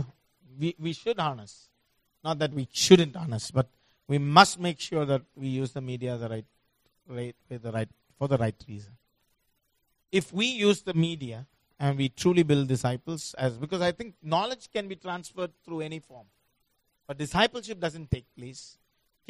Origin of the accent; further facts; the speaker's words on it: India; I come from India